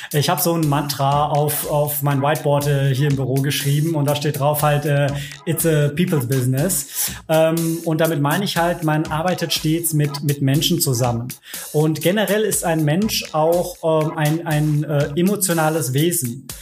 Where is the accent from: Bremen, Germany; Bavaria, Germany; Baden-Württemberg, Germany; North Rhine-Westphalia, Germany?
North Rhine-Westphalia, Germany; Cologne; gebürtiger Kölner